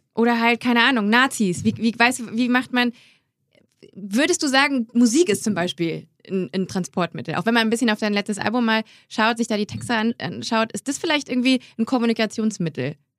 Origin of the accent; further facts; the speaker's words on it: Grevenbroich, North Rhine-Westphalia, Germany; moved away; Ich komme aus Grevenbruch, weiß nicht, mhm. ob dir das was sagt. ähm, ist Klima, nee, Haupt, Bundeshauptstadt der Energie steht, wenn man bei uns in einen Ort reinkommt, vorne fett noch neben dem Ortsschild, ähm, weil ich bei, also direkt neben dem Braunkohletagebau, da bin ich groß geworden